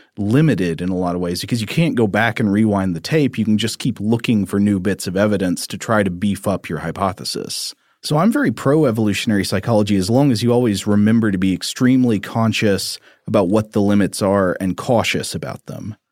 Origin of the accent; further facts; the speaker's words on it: Tennessee, United States; growing up in Tennessee